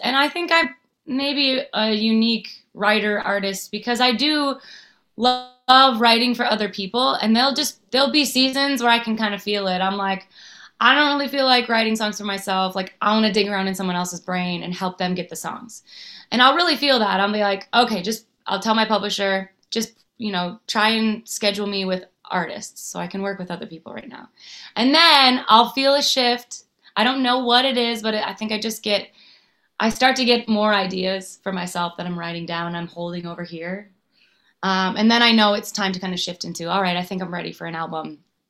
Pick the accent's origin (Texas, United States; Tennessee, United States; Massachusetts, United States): Tennessee, United States; Nashville; because I grew up in Nashville not really having, I had songwriter women to look up to, artist women to look up